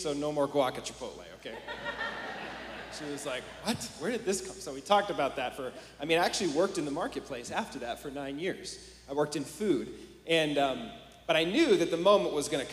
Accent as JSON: {"language": "English", "town": "San Francisco", "region": "California", "country": "United States", "said": "I'm from the Bay Area, California, like San Francisco"}